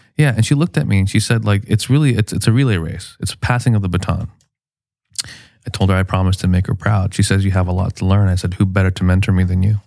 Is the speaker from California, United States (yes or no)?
yes; Chula Vista, California, United States; I grew up in West Chula Vista, off of J Street on Woodlawn and Kearney